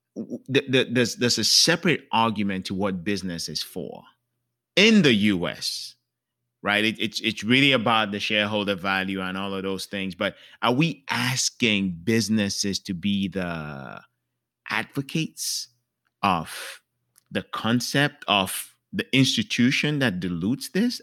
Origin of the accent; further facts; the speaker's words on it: Cameroon; moved away; I'm from Cameroon, that's where I was born.